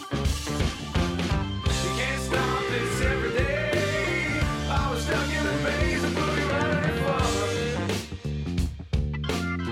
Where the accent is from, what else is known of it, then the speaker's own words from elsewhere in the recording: Northeast, United States; moved away as an adult; also born or lived in Texas; I'm from the Northeast